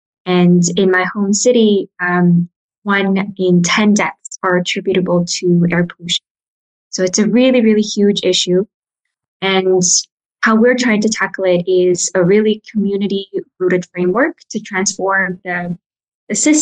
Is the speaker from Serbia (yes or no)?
no; Mongolia; moved away; also born or lived in United States; I'm from Mongolia, but I grew up in the States and Mongolia.